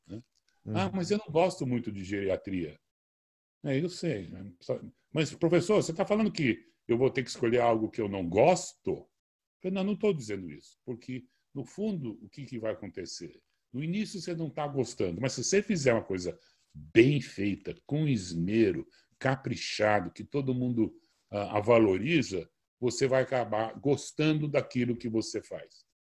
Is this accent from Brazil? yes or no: yes; Brazil; eu sou brasileiro nato, sim, uh, nasci no Hospital Samaritano.